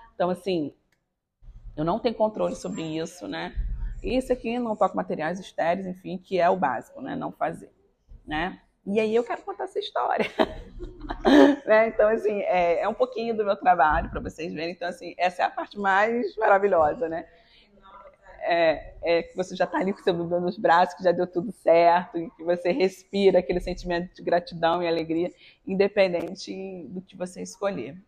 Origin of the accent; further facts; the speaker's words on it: Campos dos Goytacazes, Rio de Janeiro, Brazil; eu sou de Campos, mas eu morei durante 17 anos no Rio.